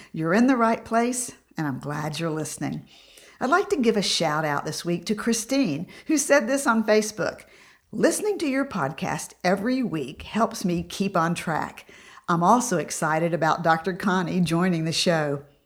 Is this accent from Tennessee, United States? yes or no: yes; Tennessee, United States; I grew up in Tennessee